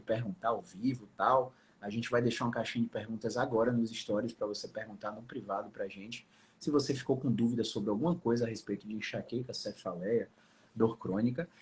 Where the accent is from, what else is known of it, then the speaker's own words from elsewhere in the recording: Salvador, Bahia, Brazil; Eu sou de Salvador